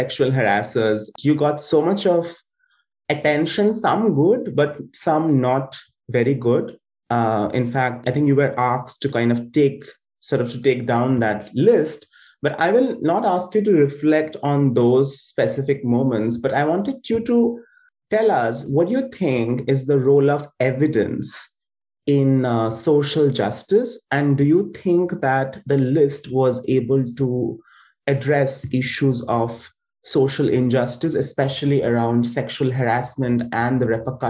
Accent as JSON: {"language": "English", "town": "Kolkata", "region": "West Bengal", "country": "India", "said": "I'm from Kolkata"}